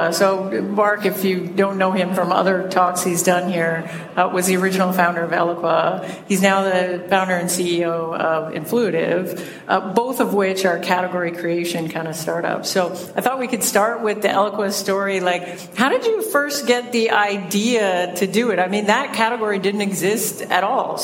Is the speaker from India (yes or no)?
no; Toronto, Ontario, Canada; accent: Canadian; We're both from Toronto. So you get to bask in the glory of a double dose of Canadian accent